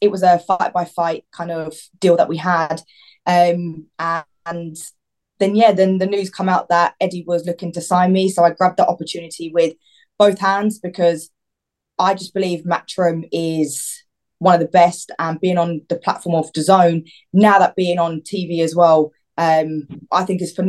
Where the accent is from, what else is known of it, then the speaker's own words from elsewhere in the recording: Watford, East of England, United Kingdom; I'm also from Watford